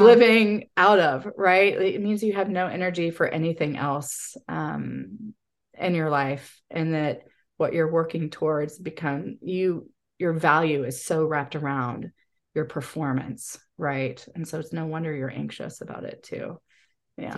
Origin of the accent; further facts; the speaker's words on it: Texas, United States; also born or lived in Chicago; I grew up here in Texas